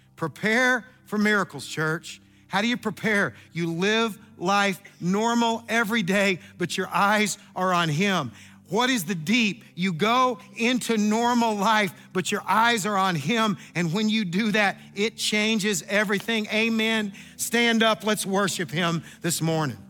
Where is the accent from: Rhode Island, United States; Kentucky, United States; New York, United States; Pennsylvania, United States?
Kentucky, United States; I am from Kentucky